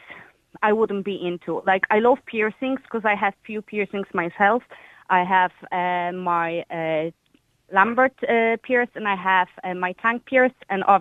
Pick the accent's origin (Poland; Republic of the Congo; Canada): Poland